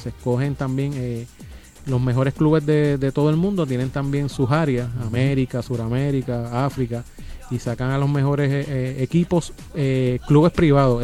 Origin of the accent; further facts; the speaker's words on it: Bayamón, Puerto Rico; yo me crié y nací en Santa Juanita